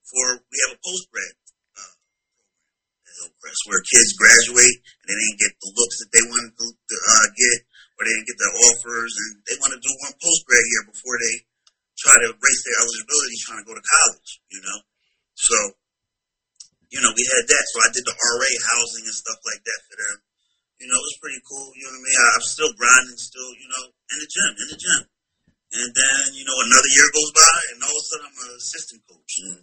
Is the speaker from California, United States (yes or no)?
no; New Jersey, United States; moved away as an adult; also born or lived in Atlanta, Georgia; I'm from New Jersey